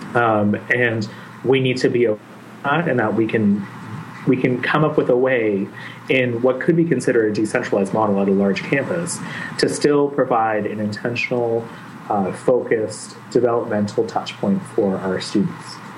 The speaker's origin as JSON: {"language": "English", "town": "Mississauga", "region": "Ontario", "country": "Canada", "tie": "born or raised there", "also_born_or_lived": "Ottawa", "said": "I grew up in a little town just west of Toronto called Mississauga."}